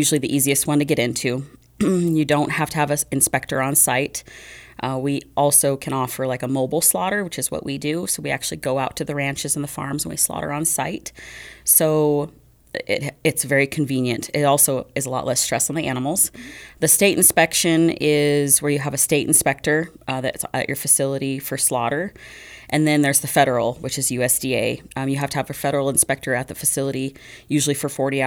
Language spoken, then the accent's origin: English; Laramie, Wyoming, United States; also born or lived in Florida; So I'm originally from Laramie area, Laramie and Medicine Bow.